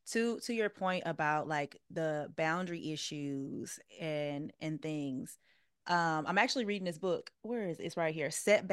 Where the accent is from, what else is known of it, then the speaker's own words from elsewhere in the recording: Southern United States, United States; now in Los Angeles, United States; Now, I've always been a Christian and I grew up in the South, the Deep South, Bible Belt. But since I've moved to LA, I have been able to redefine my relationship with God